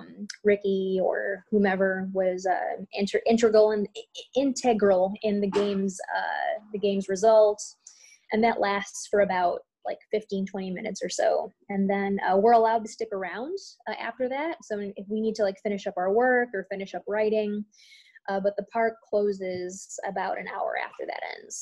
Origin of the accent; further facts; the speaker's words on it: Chicago, Illinois, United States; I'm from the South Side